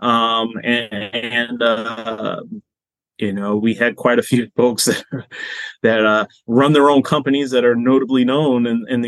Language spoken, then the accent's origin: English; Boston, Massachusetts, United States; moved away; I'm originally from Boston